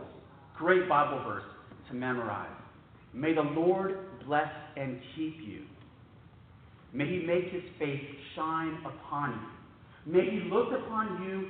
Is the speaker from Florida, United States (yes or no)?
no; San Antonio, Texas, United States; my hometown sites